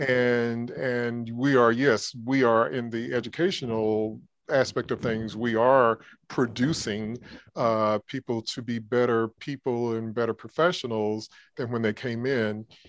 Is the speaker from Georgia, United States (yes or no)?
yes; Georgia, United States; moved away as an adult; now in Alabama, United States; I grew up in Georgia